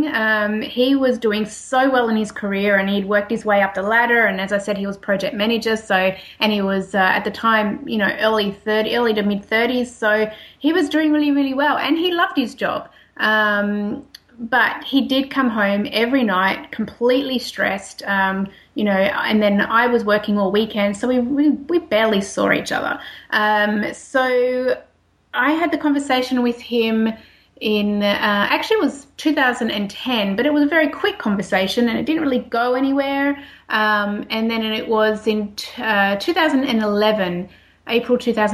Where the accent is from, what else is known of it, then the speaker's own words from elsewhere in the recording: Australia; accent: Australian; moved away as an adult; as you can tell by the accent, I am an Australian.